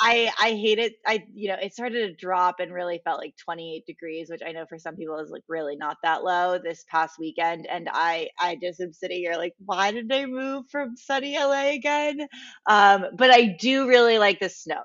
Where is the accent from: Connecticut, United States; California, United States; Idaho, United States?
Connecticut, United States; moved away as an adult; also born or lived in Los Angeles, United States; so I grew up in Connecticut and I went to college in Connecticut. So I, I was, I was raised in the cold